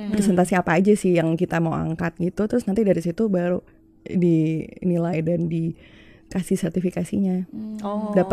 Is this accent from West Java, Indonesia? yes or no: no; Malang, East Java, Indonesia; now in Jakarta, Indonesia; jadi waktu itu awal mula aku siaran kan memang aku dari Malang waktu aku kuliah di Malang aku